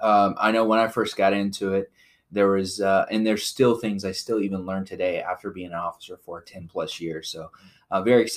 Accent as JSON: {"language": "English", "town": "Odessa", "region": "Texas", "country": "United States", "tie": "born or raised there", "moved": "as an adult", "lives_now": "Fayetteville, United States", "said": "I was raised by a single mom. Dad was an alcoholic. And so we found ourselves often at the Salvation Army where I grew up in Odessa, Texas."}